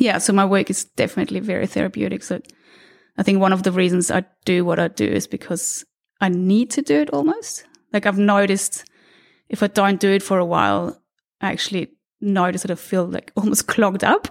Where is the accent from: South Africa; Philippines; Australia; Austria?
Austria; moved away; I was born in Austria, in a small city outside of Vienna